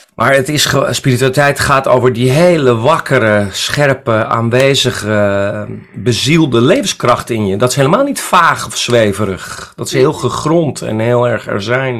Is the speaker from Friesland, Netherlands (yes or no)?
yes; Friesland, Netherlands; now in Amsterdam, Netherlands; Ik kom uit Friesland. Ik bedoel, ik ben een Friese jongen